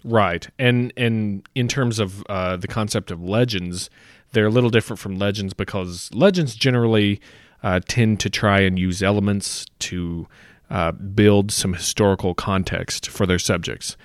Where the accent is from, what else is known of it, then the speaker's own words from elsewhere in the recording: United States; growing up in America